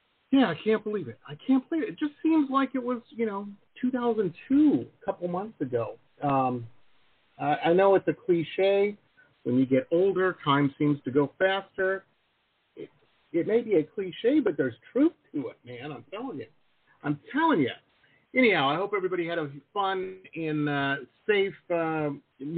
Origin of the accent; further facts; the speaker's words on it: Detroit, Michigan, United States; I grew up in Metro Detroit. So, I'm firmly Midwestern myself.